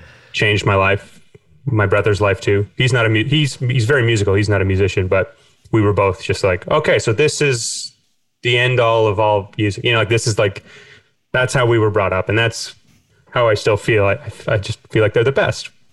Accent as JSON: {"language": "English", "town": "Winnipeg", "region": "Manitoba", "country": "Canada", "tie": "born or raised there", "moved": "as an adult", "lives_now": "Cork, Ireland", "said": "growing up in Canada"}